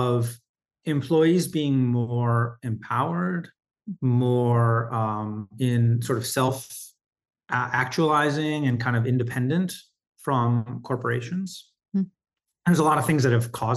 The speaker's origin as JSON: {"language": "English", "region": "Michigan", "country": "United States", "tie": "born or raised there", "moved": "yes", "lives_now": "New York City, United States", "said": "I live in New York City. I grew up in Michigan"}